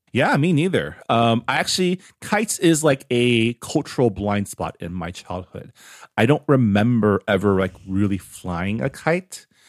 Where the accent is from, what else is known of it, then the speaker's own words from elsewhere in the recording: San Gabriel Valley, California, United States; growing up, uh, it's not the same now 'cause I moved away from the San Gabriel Valley